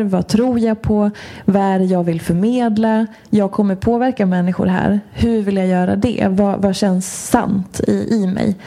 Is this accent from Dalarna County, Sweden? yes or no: yes; Hedemora, Dalarna County, Sweden; moved away as an adult; also born or lived in Washington, D.C., United States; now in Stockholm, Sweden; född och uppvuxen i Dalarna, har bott i Stockholm sedan, eh, tvåtusen nio.